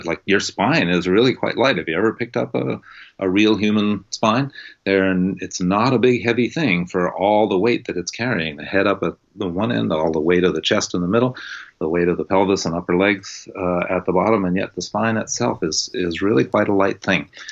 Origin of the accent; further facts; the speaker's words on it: New England, United States; moved away as an adult; also born or lived in California; I was born on the East Coast and was raised very much up in that kind of New Englandy, don't pay attention to your body kind of upbringing